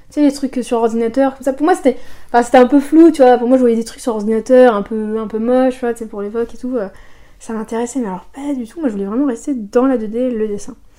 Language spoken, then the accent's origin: French; Soissons, Hauts-de-France, France; moi je suis née à Soissons, donc c'est une ville au nord de la France, pas très loin de Paris